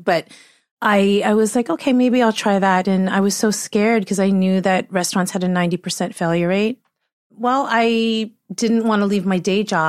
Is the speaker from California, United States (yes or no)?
yes; San Diego, California, United States; Yes. I grew up in San Diego in a suburb called Rancho Bernardo.